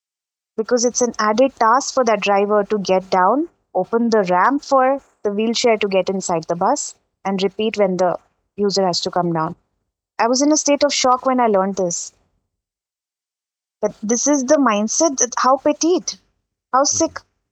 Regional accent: Dubai, United Arab Emirates; But again, because I grew up in Dubai, I grew up in a very mixed culture.

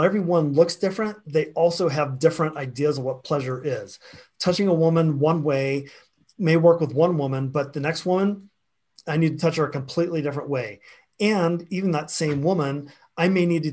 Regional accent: Florida, United States; I grew up in the South, in Florida, and had a very big Southern Baptist influence around me.

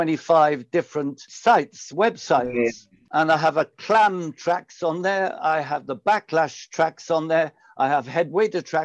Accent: Pontypool, Wales, United Kingdom; I was born and raised in South Wales, near a place called Pontypool.

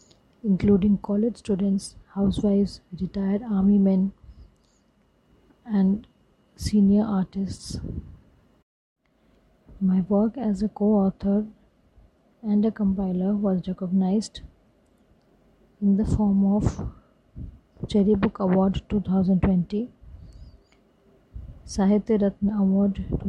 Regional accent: Lucknow, Uttar Pradesh, India; born and brought up in Lucknow

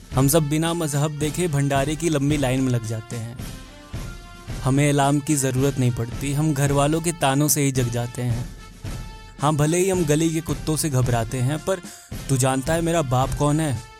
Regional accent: India; हम इंडियन लोग

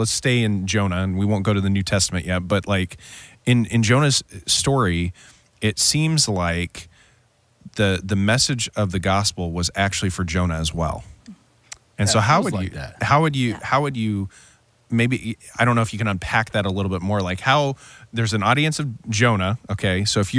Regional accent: California, United States; moved away; I grew up in California. I think California is very different than here, right?

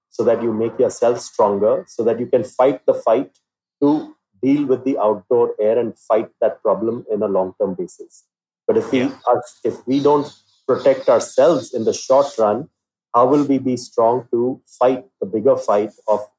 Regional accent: India; You know, I have to go out as an Indian.

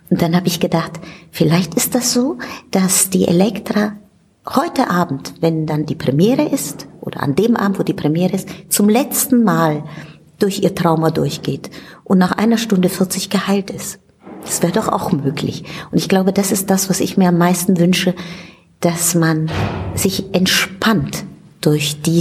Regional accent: Italy; German is a second language; ich komme aus Italien und ich bin mit Verdi und Rossini aufgewachsen

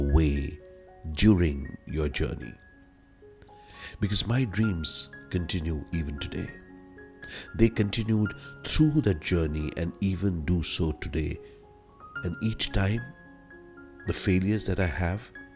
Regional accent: Delhi, India; So I was born in Delhi. I initially lived in Karol Bagh, then moved to Lakshminagar, which was across the Yamuna

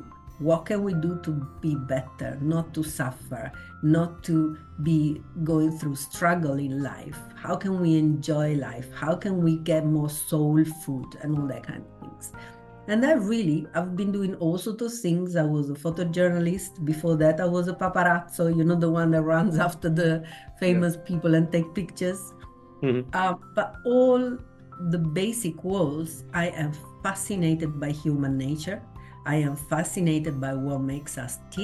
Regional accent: Italy; I was born in Italy in 1965

